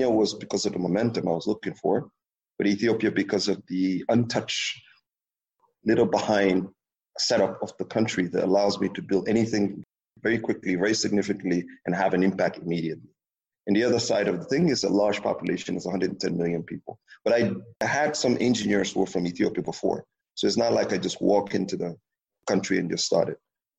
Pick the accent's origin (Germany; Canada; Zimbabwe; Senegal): Senegal; I was so detached from Senegal, the reality of French speaking and all these different things that, and the other fact that Senegal is a small country where the economy is so small, it's only 14 million people